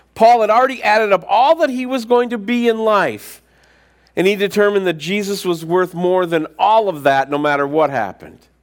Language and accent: English; United States; us as American Christians